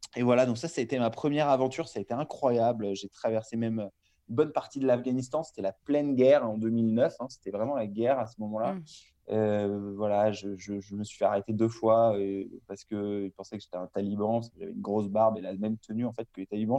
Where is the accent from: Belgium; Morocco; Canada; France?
France; Larmor-Plage, Brittany; moved away as an adult; now in Marseille, France; je suis originaire de Bretagne, l'Armor-Plage, dans le Morbihan. J'ai grandi là-bas jusqu'à mes 18 ans